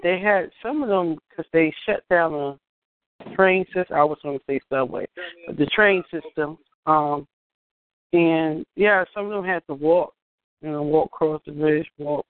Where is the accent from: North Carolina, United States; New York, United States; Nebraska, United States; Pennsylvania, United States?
New York, United States; New York City; born or raised there; also born or lived in Virginia